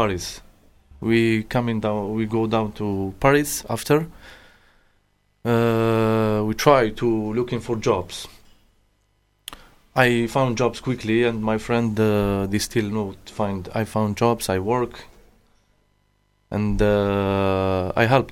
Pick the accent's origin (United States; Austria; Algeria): Algeria; Kouba, Algiers Province; English is a second language; moved away as an adult; also born or lived in Germany; now in United Kingdom; I'm from Algeria. The town is called Kouba. It's very popular towns and is the Algeria capital.